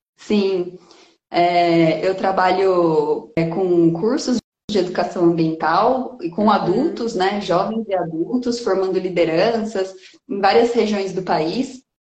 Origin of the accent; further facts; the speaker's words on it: Bauru, São Paulo, Brazil; moved away as an adult; now in Piracicaba, Brazil; Eu nasci em Bauru, no interior de São Paulo, e vim para Piracicaba com 18 anos